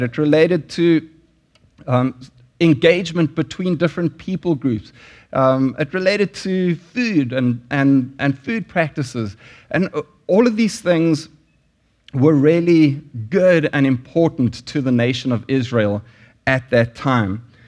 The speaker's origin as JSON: {"language": "English", "country": "South Africa", "moved": "yes", "said": "there were sanctions in South Africa when I lived there"}